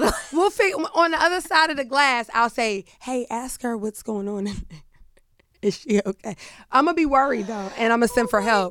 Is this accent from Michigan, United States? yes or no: no; Pittsburgh, Pennsylvania, United States; I'm from Pittsburgh